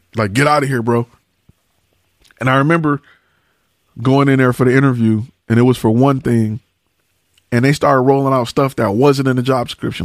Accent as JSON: {"language": "English", "town": "Detroit", "region": "Michigan", "country": "United States", "said": "I'm from Detroit"}